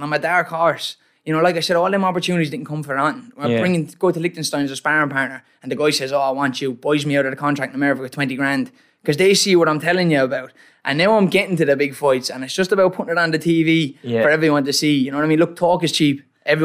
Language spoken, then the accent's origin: English; Waterford, Munster, Ireland; I'm from Waterford.